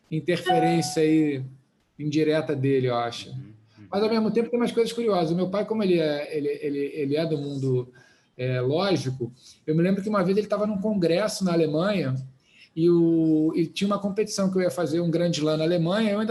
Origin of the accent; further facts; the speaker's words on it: Oxford, South East England, United Kingdom; born there; Na verdade, o, meu pai, eu nasci na Inglaterra, em Oxford, meu pai na época estava fazendo doutorado em física nuclear.